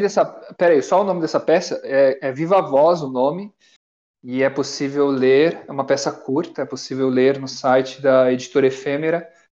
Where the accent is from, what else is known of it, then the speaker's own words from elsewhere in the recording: Brazil; eu sou brasileiro